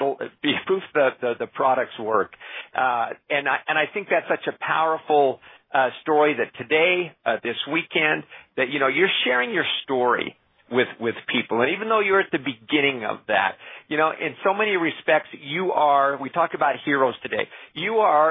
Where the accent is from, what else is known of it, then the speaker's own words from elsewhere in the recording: Canada; I'm Canadian